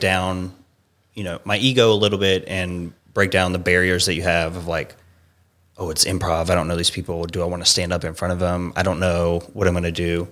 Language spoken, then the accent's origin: English; Savannah, Georgia, United States; moved away as an adult; also born or lived in Atlanta, Georgia; now in California, United States; originally from Savannah, Georgia.